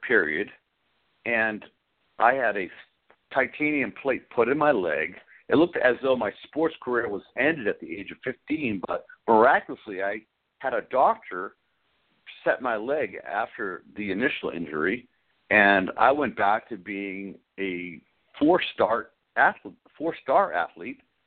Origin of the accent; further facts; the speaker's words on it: Arlington, Massachusetts, United States; I was born in Arlington, Massachusetts in 1959, and I came from a beautiful family of five children